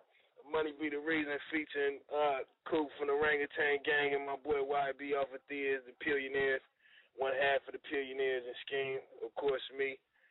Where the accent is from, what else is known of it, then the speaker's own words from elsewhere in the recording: Fresno, California, United States; I'm from Central California, man. Fresno, California.